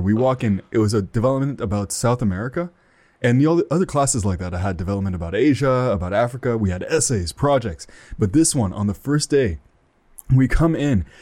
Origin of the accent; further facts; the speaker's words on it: Ottawa, Ontario, Canada; I am from Ottawa, Ontario, Canada, so I'm up north. I'm one of them Canadians.